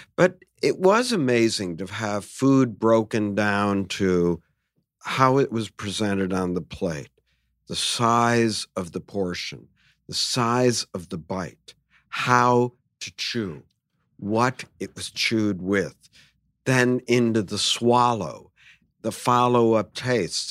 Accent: United States; I'm an American

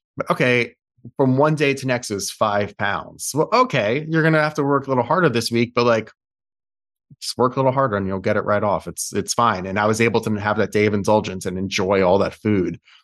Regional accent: Westchester, New York, United States; also born or lived in Brooklyn, New York; I was born in Brooklyn, and then I grew up in Westchester, then came back for N Y U.

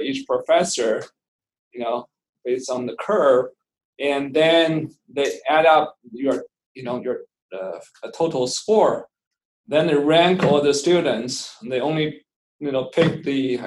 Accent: Beijing, China; moved away as an adult; also born or lived in Tucson, Arizona, United States; now in United States; I was born in Beijing, China. I grew up there

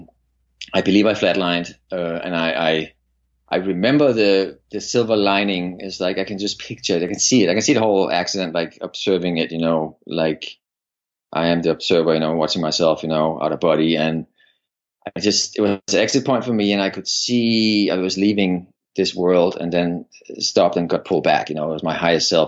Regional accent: Copenhagen, Capital Region of Denmark, Denmark; moved away as an adult; I'm from Denmark, and I grew up in Denmark, Copenhagen, and I lived the first 25 years of my life in Denmark

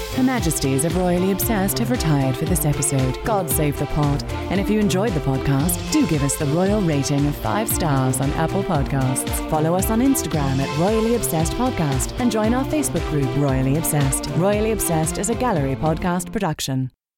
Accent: Toronto, Ontario, Canada; I'm from Toronto

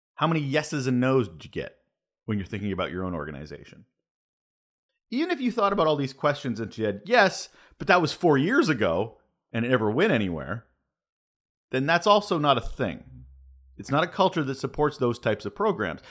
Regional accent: Canada; I'm Canadian

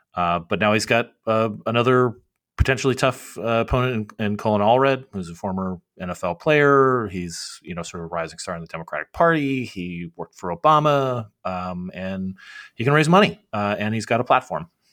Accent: Arizona, United States; my home state of Arizona

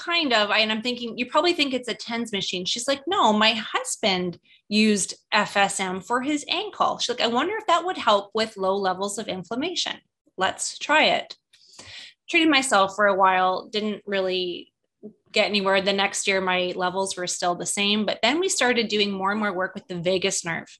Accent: Canada; moved away as an adult; now in United States; I'm Canadian, when we were immigrating to the US and getting our green cards

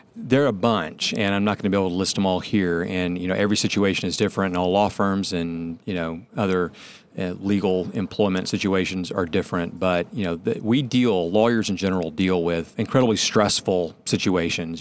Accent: Atlanta, Georgia, United States; since I'm from Atlanta

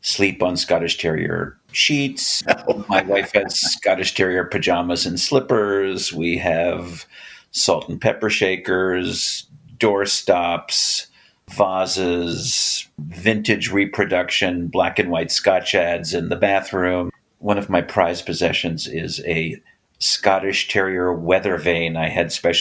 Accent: Tarrytown, New York, United States; I grew up in Tarrytown, New York, a suburb of New York City

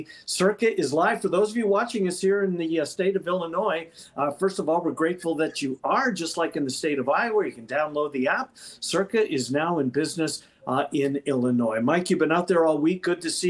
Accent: Winnipeg, Manitoba, Canada; moved away; I grew up in Winnipeg

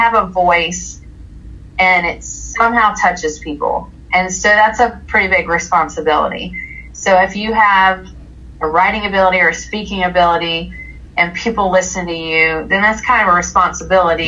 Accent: the South, United States; I was raised in the South

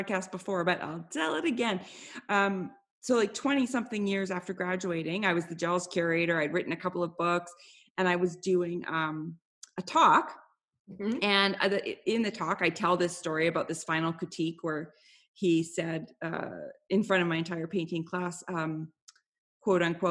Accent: Canada; I'm Canadian

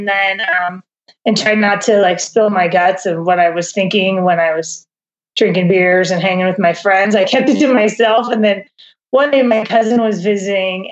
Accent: Southern California, United States; moved away as an adult; also born or lived in Boulder, Colorado / New York; now in Bozeman, United States; I grew up in Southern California

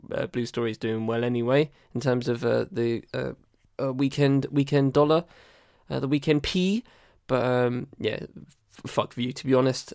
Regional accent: United Kingdom; as a British person

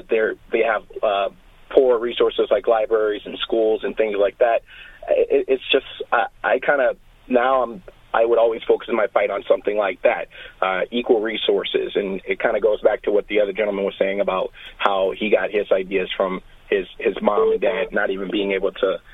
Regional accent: Baton Rouge, Louisiana, United States; moved away as an adult; now in Chicago, United States; Me growing up in Louisiana, Southern Louisiana and Baton Rouge specifically, having access to pretty poor resources in terms of education and other things, I mean, to now being in Chicago

